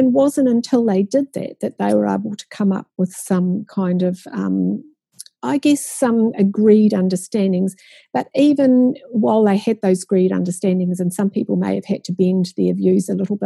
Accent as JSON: {"language": "English", "country": "New Zealand", "tie": "born or raised there", "said": "how many of you were born in New Zealand? And only two of us, including myself, were."}